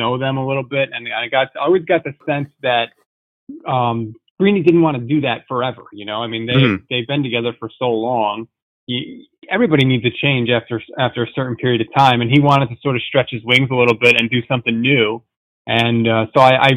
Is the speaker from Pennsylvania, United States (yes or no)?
no; Connecticut, United States; I'm born and raised in Connecticut